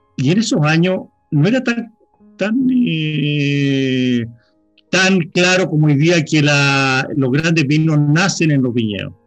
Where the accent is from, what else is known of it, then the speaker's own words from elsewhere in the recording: Chile; moved away; also born or lived in California; Yo viví mucho tiempo fuera de Chile, casi 15 años viví en California